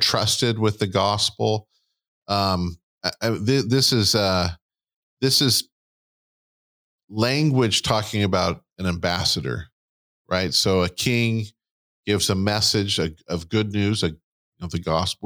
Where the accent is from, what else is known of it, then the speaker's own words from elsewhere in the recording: United States; we're American and not Christian